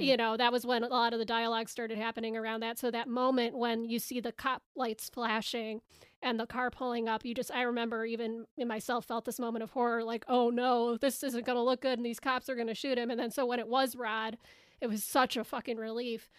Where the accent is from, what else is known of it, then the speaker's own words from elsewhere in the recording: Chicago, Illinois, United States; I'm from Chicago